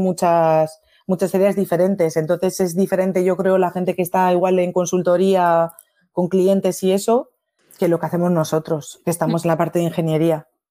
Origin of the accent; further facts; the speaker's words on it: Bilbao, Basque Country, Spain; moved away as an adult; now in Paris, France; Yo soy de Bilbao, de base